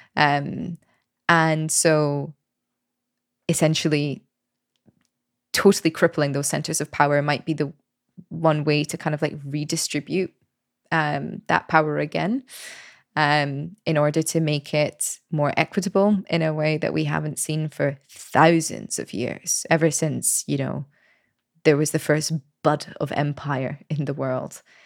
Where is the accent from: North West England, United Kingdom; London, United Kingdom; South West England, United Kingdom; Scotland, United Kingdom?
Scotland, United Kingdom; moved away as an adult; also born or lived in United States; now in Paris, France; I left Scotland when I was twenty-one